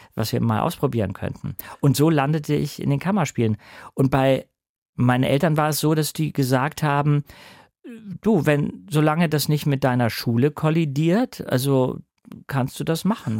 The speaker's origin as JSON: {"language": "German", "region": "Hamburg", "country": "Germany", "tie": "born or raised there", "said": "ich bin zwar nicht in Hamburg geboren, aber ich bin in Hamburg äh, auf jeden Fall seit, äh, ich weiß nicht, wie alt ich war, sechs Monate oder so aufgewachsen"}